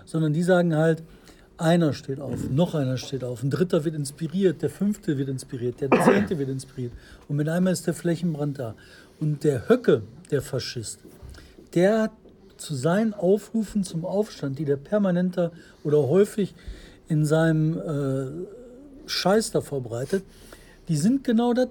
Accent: Bottrop, North Rhine-Westphalia, Germany; ich komme aus Fulmburg. Also Bottrop Fuhlenbrock.

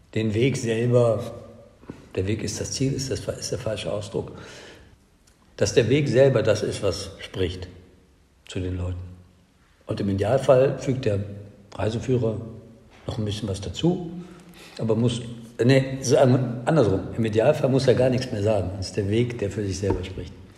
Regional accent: Cologne, North Rhine-Westphalia, Germany; in meiner Heimatstadt Köln

